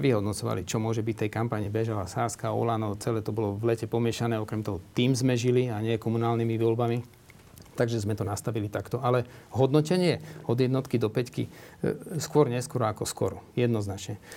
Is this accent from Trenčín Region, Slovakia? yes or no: no; Žilina, Žilina Region, Slovakia; now in Bratislava, Slovakia; Ja som zo Žiliny